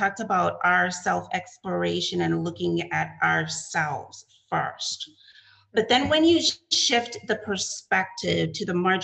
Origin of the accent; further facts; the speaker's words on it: U.S. Virgin Islands; accent: Crucian; now in United States; I go into the Cruzan